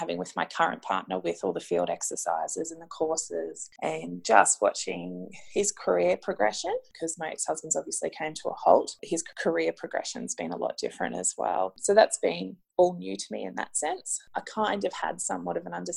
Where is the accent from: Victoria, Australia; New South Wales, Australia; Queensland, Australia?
Queensland, Australia; Brisbane; We're both from Brisbane, so both sets of grandparents are here in Brisbane as well